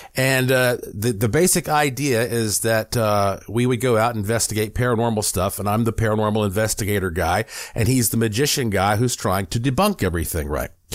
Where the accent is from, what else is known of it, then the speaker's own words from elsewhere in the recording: Asheville, North Carolina, United States; when I was growing up in Asheville, North Carolina